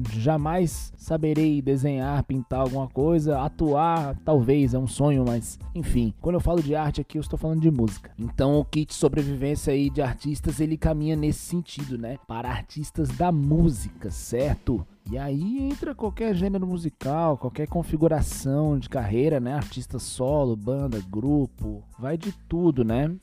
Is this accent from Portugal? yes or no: no; Brazil; Nós aqui que somos aqui do Brasil